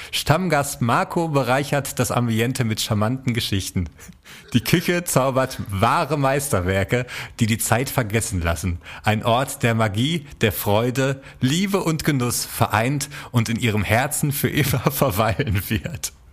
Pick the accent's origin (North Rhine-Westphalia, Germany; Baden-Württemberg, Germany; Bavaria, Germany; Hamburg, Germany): North Rhine-Westphalia, Germany; ich bin ein Kneipenkind. ich komme aus dem Ruhrgebiet.